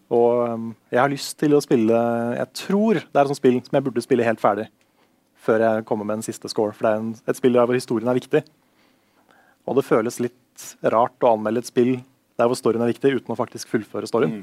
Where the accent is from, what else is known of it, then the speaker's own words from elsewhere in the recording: Tønsberg, Vestfold, Norway; moved away; mamma og pappa har flytta ut av barndomshjemmet. Så nå har jeg liksom ikke det huset i Tønsberg lenger.